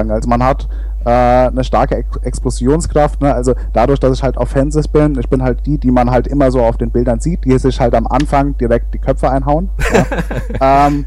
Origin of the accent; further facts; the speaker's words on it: Hesse, Germany; Naja, also es ist, es ist halt, es ist Mittelhessen, wo ich herkomme.